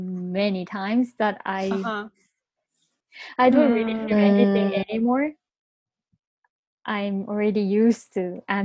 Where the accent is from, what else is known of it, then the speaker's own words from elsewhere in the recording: Bangkok, Thailand; first language Japanese; English is a second language; moved away; also born or lived in Japan; I'm from Bangkok.